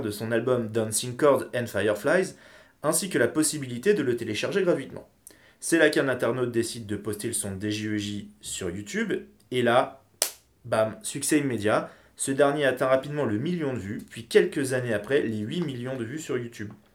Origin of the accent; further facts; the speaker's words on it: France; ici chez nous, en France